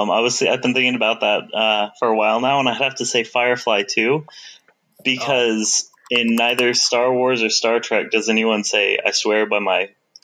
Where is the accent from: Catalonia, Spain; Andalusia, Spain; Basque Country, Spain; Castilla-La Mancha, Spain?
Andalusia, Spain; Rota; born there; also born or lived in Sweden / Paris; Well, I was born in Rota, Spain. I lived in Sweden for about 4 years. I spent about a year of my life in France, in Paris.